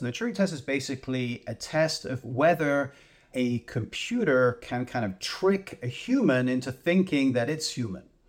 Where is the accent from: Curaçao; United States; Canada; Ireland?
Canada; as a Canadian